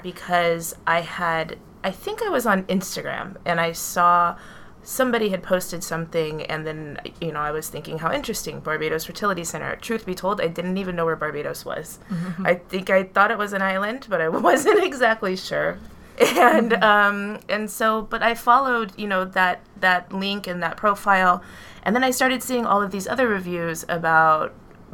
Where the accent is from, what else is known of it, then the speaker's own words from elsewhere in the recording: New York City, New York, United States; we come from New York City